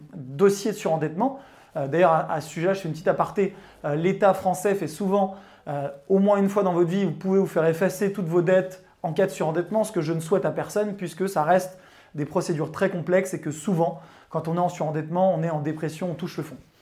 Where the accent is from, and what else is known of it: Chambéry, Auvergne-Rhône-Alpes, France; born or raised there